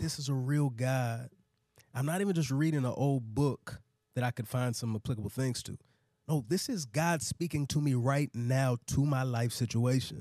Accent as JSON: {"language": "English", "town": "DeSoto", "region": "Texas", "country": "United States", "tie": "born or raised there", "moved": "as an adult", "lives_now": "Atlanta, United States", "said": "I grew up in Dallas"}